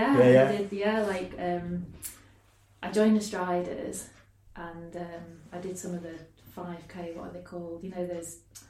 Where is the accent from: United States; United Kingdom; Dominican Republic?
United Kingdom; Beverley, Yorkshire and the Humber; moved away as an adult; also born or lived in Iceland; I'm from Beverley originally.